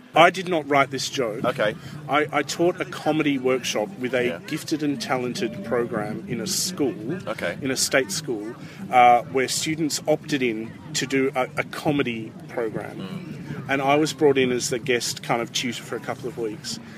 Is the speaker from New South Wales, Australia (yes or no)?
yes; Sydney, New South Wales, Australia; moved away as an adult; now in Perth, Australia; I'm an Australian. I, I live in Perth, right. Western Australia, but I was raised in Sydney